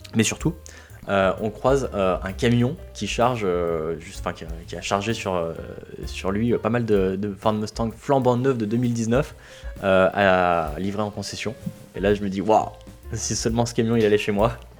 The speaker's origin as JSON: {"language": "French", "country": "France", "said": "on est français"}